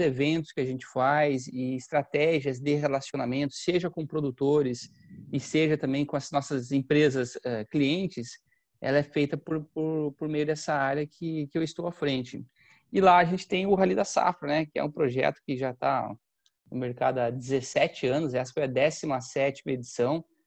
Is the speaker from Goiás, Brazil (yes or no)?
no; Campos Novos, Santa Catarina, Brazil; eu sou do interior de Santa Catarina, cidade chamada Campos Novos. Eu gosto de falar das minhas raízes